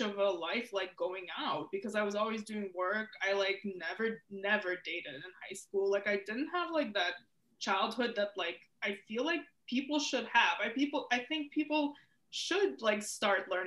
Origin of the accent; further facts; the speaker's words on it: outside of Chicago, Illinois, United States; also born or lived in Ukraine; I grew up outside of Chicago